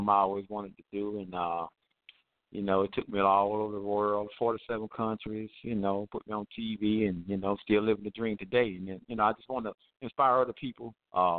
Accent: Atlanta, Georgia, United States; I'm from Atlanta

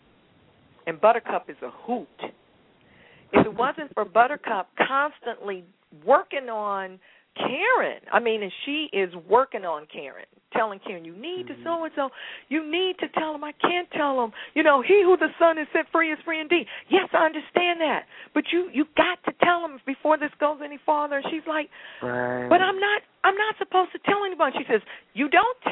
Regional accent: St. Louis, Missouri, United States; St. Louis, my hometown

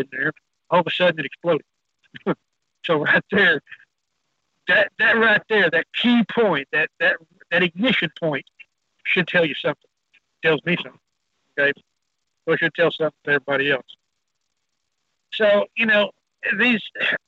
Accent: Texas, United States; I'm Texas

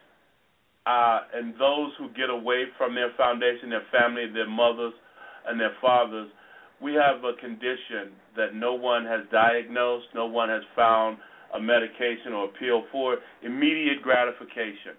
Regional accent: Chicago, Illinois, United States; I was also raised in the Robert Taylor Homes

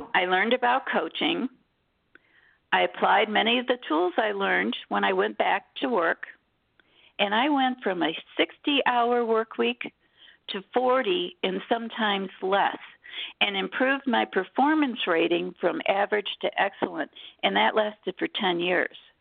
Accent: Detroit, Michigan, United States; I was born in Detroit, Michigan.

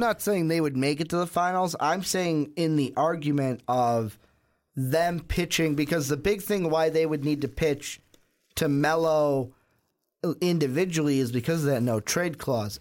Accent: Chicago, Illinois, United States; born or raised there

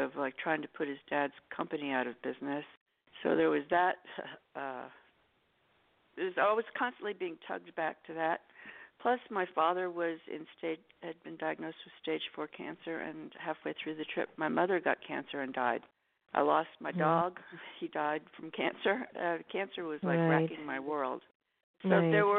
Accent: New York City, New York, United States; moved away; also born or lived in Los Angeles; I'm from New York City, and we use a lot of Jewish lingo

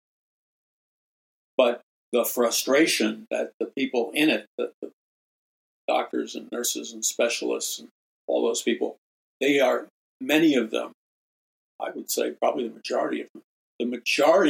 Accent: New York City, New York, United States; in New York City where I grew up

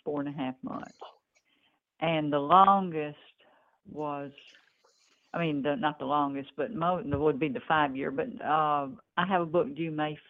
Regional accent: Memphis, Tennessee, United States; also born or lived in northeast Mississippi; now in Mississippi, United States; I grew up in Memphis

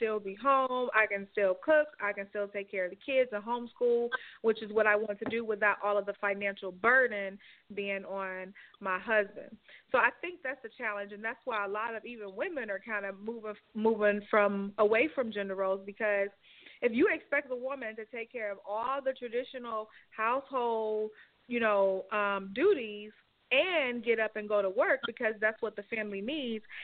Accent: Alabama, United States; I'm from Alabama

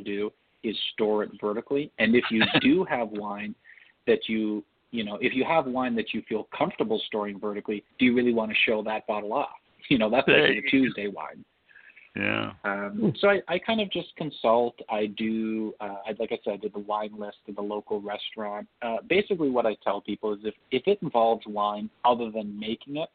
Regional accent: Toronto, Ontario, Canada; I was born in Toronto

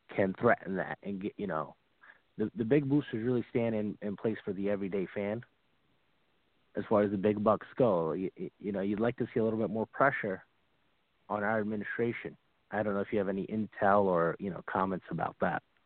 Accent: New Jersey, United States; I'm actually from New Jersey

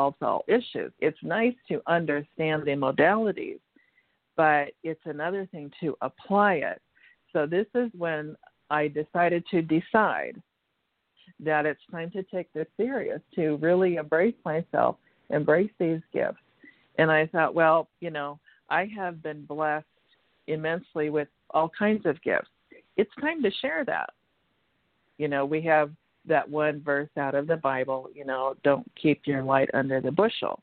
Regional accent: Washington, United States; moved away as an adult; also born or lived in California; went back to my home state of Washington State

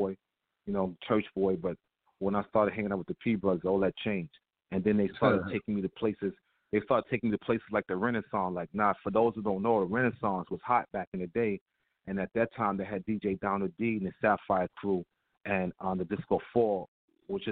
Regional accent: New York City, New York, United States; I'm born and raised in Harlem, USA

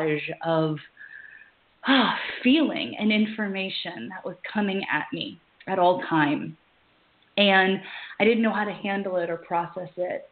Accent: Louisiana, United States; I was born and raised in Louisiana

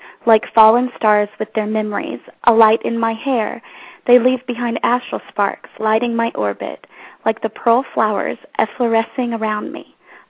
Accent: Tulsa, Oklahoma, United States; I'm from Tulsa, Oklahoma

